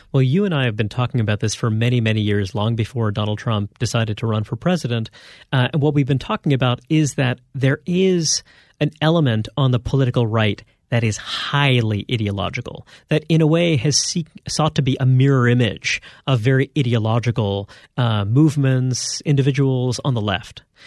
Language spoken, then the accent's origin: English; New York City, New York, United States; I grew up in Brooklyn, New York